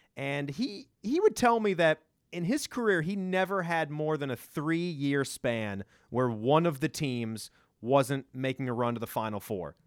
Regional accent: Virginia, United States; moved away; also born or lived in North Carolina; growing up in Virginia, it was all about George Mason

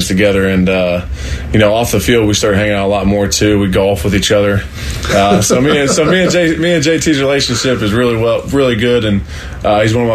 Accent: Central Ohio, United States; I grew up 15 minutes down the road

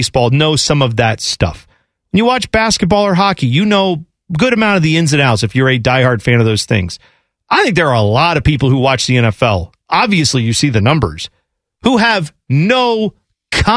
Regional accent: United States; we grew up in America for the most part.

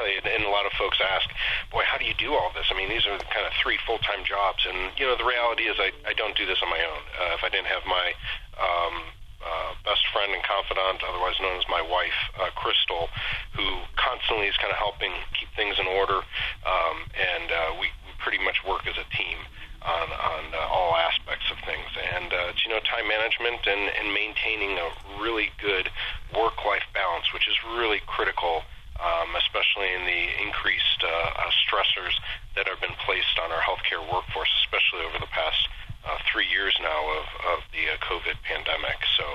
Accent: Solon, Ohio, United States; also born or lived in Columbus, Ohio / Cincinnati, Ohio / Wilmington, Ohio; I am a born and bred Ohio guy. I was born and raised in Solon. It's on the east side of Cleveland.

